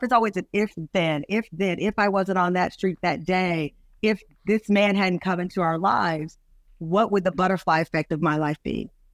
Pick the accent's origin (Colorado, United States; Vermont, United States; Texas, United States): Texas, United States; Luling; I'm from the South. I'm from Luley, Texas